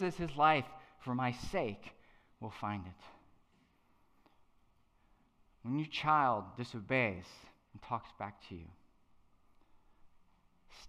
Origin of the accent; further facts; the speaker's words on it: Madison, Virginia, United States; I'm from a little farm town called Madison, Virginia.